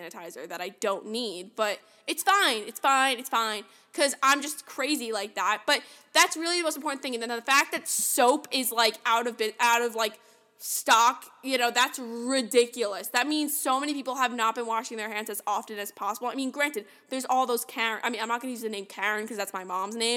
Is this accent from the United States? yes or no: yes; New York City, New York, United States; I'm from New York